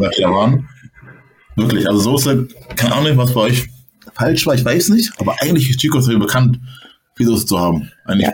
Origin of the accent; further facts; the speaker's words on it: Hamburg, Germany; moved away as an adult; now in Berlin, Germany; Ich komme aus Hamburg, Hamburg ist eher so, okay, so eine große Stadt